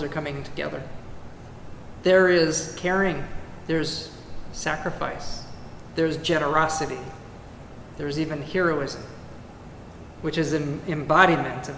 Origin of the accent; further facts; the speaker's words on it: California, United States; moved away; also born or lived in Carmel Valley, California; My home state of California